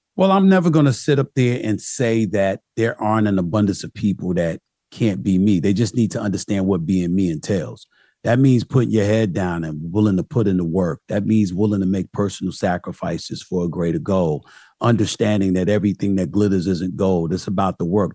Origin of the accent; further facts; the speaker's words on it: New York City, New York, United States; also born or lived in Archdale, North Carolina / Philadelphia; I'm back in my hometown, New York, instead of being a native New Yorker stuck in Archdale, North Carolina